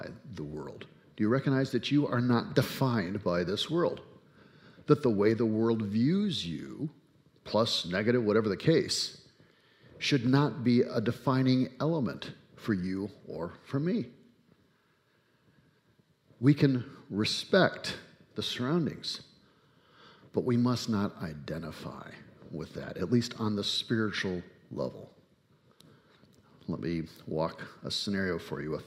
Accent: United States; I am, in fact, an American

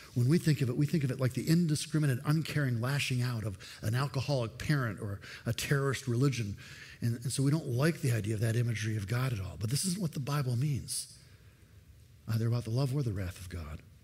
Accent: United States; I'm an American, but I'm a foreigner in this country

